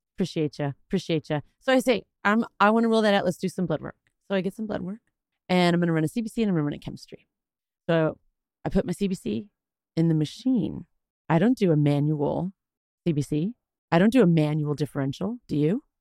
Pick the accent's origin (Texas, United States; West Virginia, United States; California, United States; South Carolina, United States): Texas, United States; I'm Texan